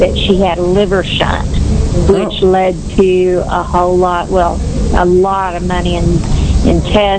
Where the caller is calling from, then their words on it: Richardson, Texas, United States; I'm calling from Richardson, Texas.